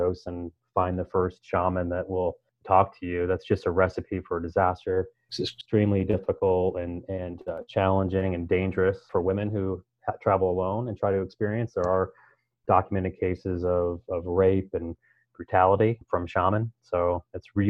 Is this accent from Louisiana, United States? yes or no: no; Iowa, United States; moved away; So I'm from Iowa originally. You know, I am a rural kid.